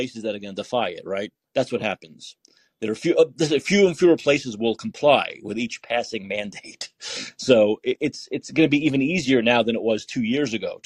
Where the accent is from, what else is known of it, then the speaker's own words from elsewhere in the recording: New York City, New York, United States; because I'm from Brooklyn